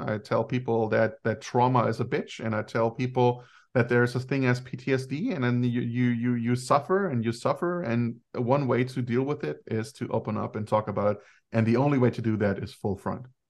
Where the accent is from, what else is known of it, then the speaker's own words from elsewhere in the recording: Germany; I grew up in Germany and I'm, uh, a son of Greek immigrants.